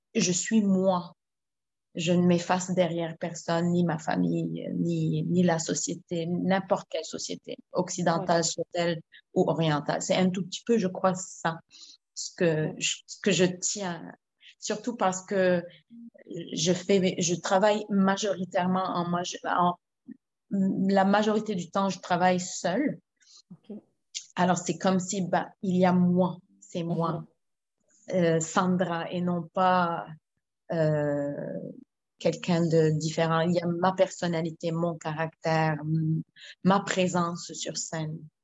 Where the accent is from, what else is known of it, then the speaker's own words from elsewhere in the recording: Lebanon; now in Quebec, Canada; en tant que Libanaise